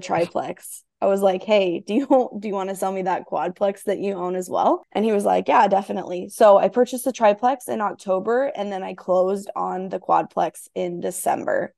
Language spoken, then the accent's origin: English; small town in Iowa, United States; I'm in this small town in Iowa